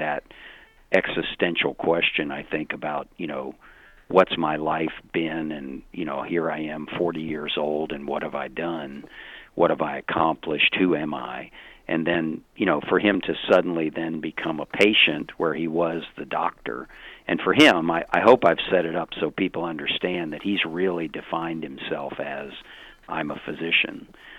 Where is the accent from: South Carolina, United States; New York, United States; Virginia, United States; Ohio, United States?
Virginia, United States; I'm from Virginia